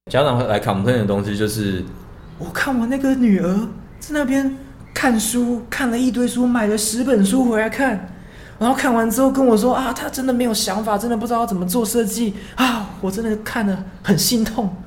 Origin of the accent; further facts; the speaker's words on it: Taichung, Taiwan; moved away as an adult; also born or lived in Beijing; 我是台中人